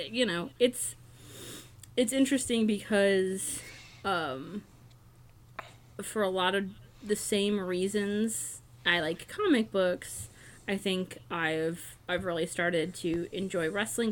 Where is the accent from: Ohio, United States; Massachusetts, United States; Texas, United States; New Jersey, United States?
Ohio, United States; my home state of Ohio